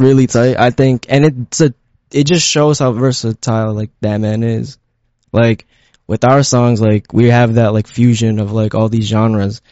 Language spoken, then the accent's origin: English; Elizabeth, New Jersey, United States; also born or lived in Philippines; I grew up in Elizabeth